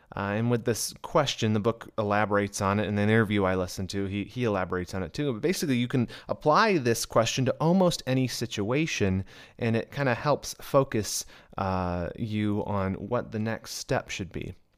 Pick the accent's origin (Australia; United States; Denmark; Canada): United States; Michigan; moved away; I was actually candidating at a church in my hometown of Michigan